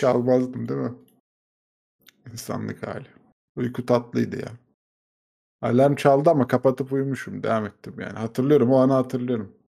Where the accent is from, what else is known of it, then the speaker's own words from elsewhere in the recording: Turkey; Biz Türkler olarak